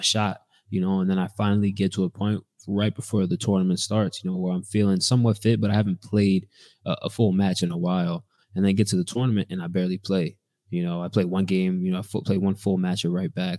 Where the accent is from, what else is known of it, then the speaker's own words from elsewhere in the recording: United States; moved away as an adult; now in Belgium; I am from America